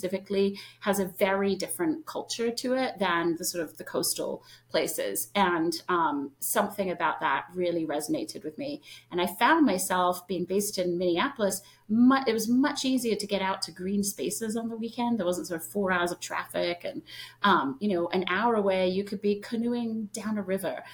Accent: London, United Kingdom; moved away as an adult; now in United States; I tell everyone I grew up in London, England. I actually spent the first 5-6 years of my life in the countryside, right outside of London

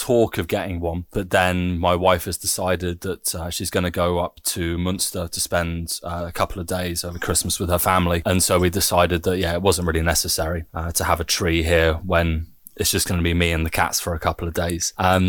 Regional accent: United Kingdom; now in Germany; I'm proudly British.

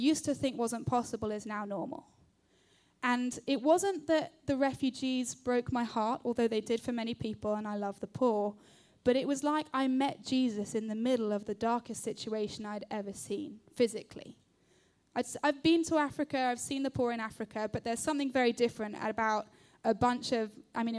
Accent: London, United Kingdom; I am 30 years old. I grew up in London.

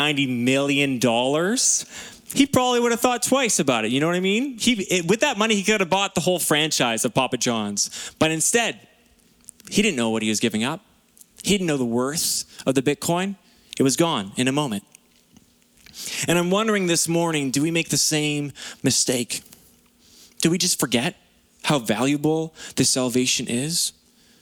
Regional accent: Lower Mainland, British Columbia, Canada; moved away as an adult; We grew up in the Lower Mainland

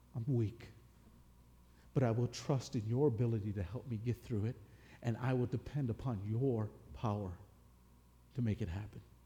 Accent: Michigan, United States; growing up in Michigan, you know, that's football country

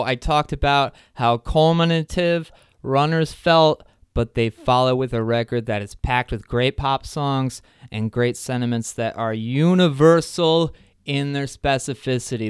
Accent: New Jersey, United States; moved away; also born or lived in Midwest; I'm from New Jersey originally

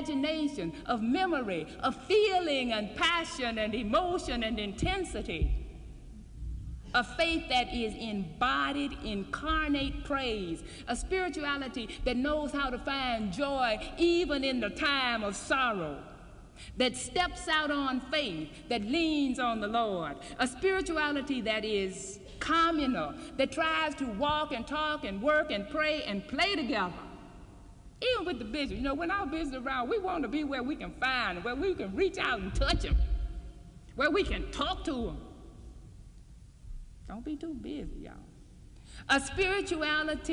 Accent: Mississippi, United States; I'm from Mississippi.

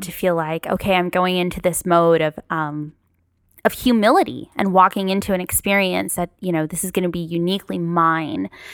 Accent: Paramount, California, United States; also born or lived in Long Beach; I grew up in Paramount, um, close to North Long Beach

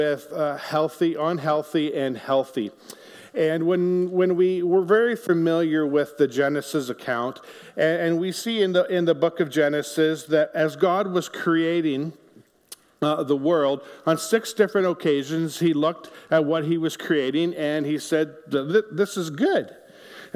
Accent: Ontario, Canada; now in Niverville, Canada; our family actually grew up in Ontario

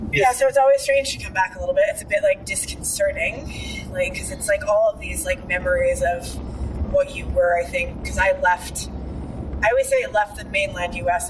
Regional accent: United States; moved away as an adult; also born or lived in Indonesia; now in Bali, Indonesia; I'm still American

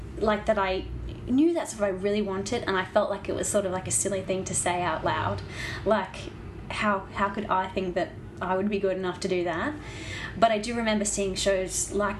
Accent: Brisbane, Queensland, Australia; moved away as an adult; also born or lived in Ballarat; growing up in Brisbane and Queensland

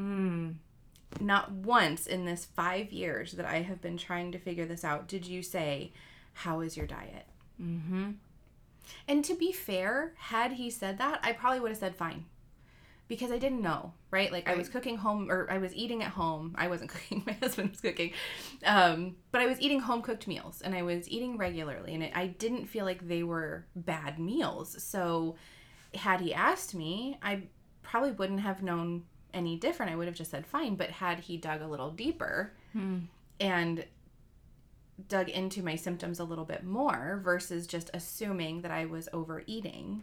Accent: the South, United States; I grew up in the South

